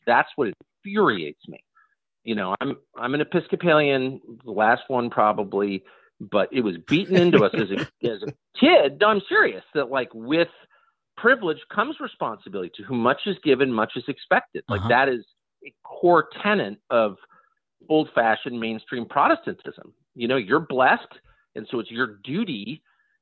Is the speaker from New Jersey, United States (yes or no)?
no; La Jolla, California, United States; moved away; also born or lived in Georgetown; I grew up in La Jolla, California, in an affluent family, and then moved to Georgetown